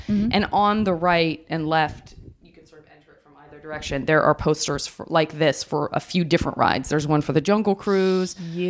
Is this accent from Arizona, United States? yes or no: yes; Arizona, United States; I don't know if it's because I'm from Arizona